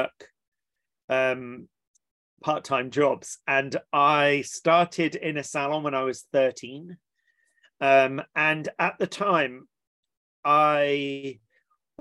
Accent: Watchet, South West England, United Kingdom; also born or lived in East London; So I was born in East London and then quite quickly moved down to Somerset in the West Country, and that's where I was brought up.

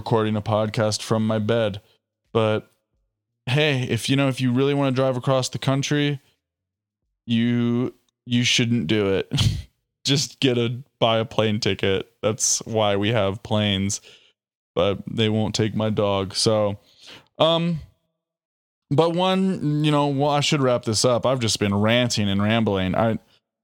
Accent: Ohio, United States; moved away; I'm from Ohio

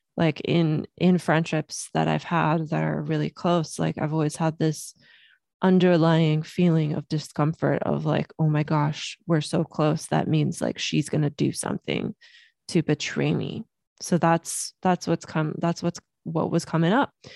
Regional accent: Los Angeles, California, United States; also born or lived in Germany; we moved from Germany to Los Angeles when I was three years old.

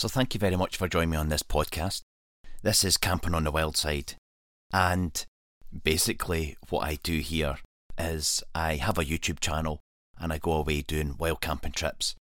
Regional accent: Scotland, United Kingdom; this is my home country

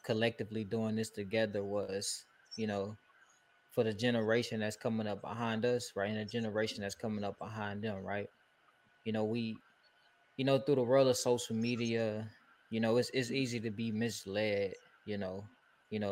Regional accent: Houston, Texas, United States; moved away as an adult; now in Virginia, United States; I'm from Houston, Texas, born and raised here. And I'm from the north side of the city

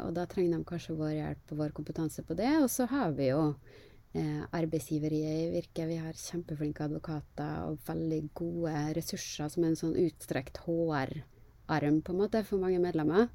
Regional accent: Kristiansund, Møre og Romsdal, Norway; moved away as an adult; now in Oslo, Norway; jeg er jo en eh, skikkelig nordmøring. Jeg er fra Kristiansund. Er eh, veldig glad i hjembyen min

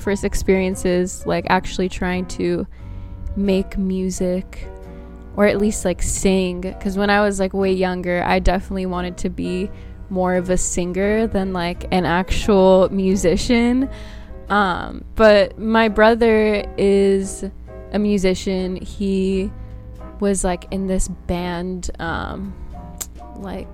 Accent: Bay Area, California, United States; also born or lived in Brazil; I was born in Brazil, but I've, like, grown up my whole life in the Bay Area, so that's like the closest thing to home for me

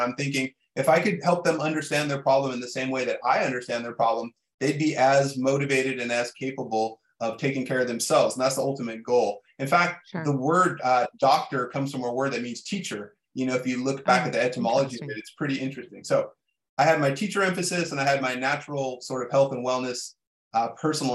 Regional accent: Bay Area, Northern California, United States; I grew up in the Bay Area in Northern California

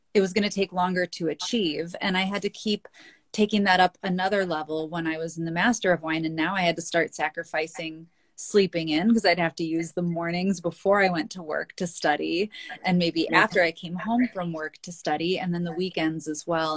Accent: Wisconsin, United States; I'm from Wisconsin. That's where I am right now in our Northwoods cabin and spent a lot of time up here growing up

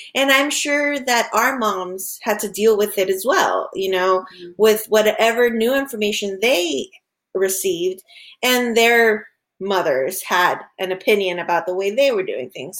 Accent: Honduras; now in Florida, United States; back home, we're originally from Honduras

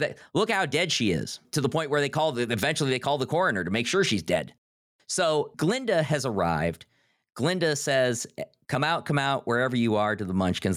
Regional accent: Northeast Ohio, United States; you and I grew up in sort of the Midwest. We grew up in Northeast Ohio.

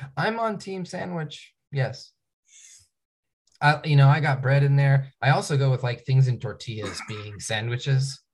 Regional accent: Tacoma, Washington, United States; now in Bellingham, United States; I grew up in Tacoma

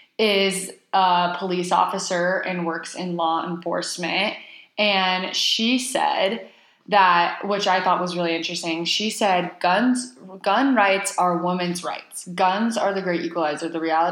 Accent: Texas, United States; I am a Texan.

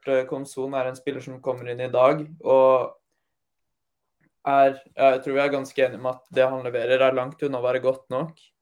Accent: Møre og Romsdal, Norway; Jeg, er som sunnmøring

